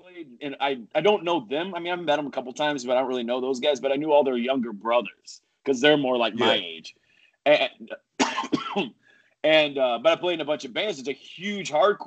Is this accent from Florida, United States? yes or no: yes; Coral Springs, Florida, United States; I grew up in South Florida